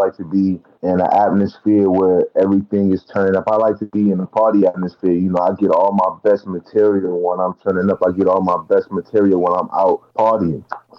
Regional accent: Oakland, California, United States; You know, growing up in Oakland, you know, I've seen the good, I've seen the bad, I've seen a little bit of everything.

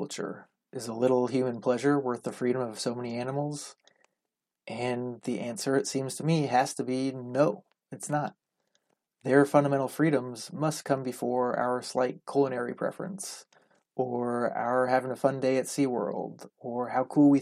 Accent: Southern California, United States; I grew up in Southern California, only a couple hours from San Diego

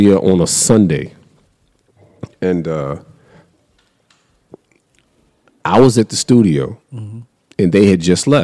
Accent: Raleigh, North Carolina, United States; I'm from Raleigh

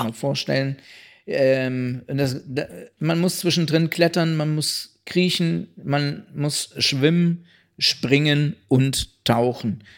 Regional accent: Kassel, Hesse, Germany; meine Heimatstadt

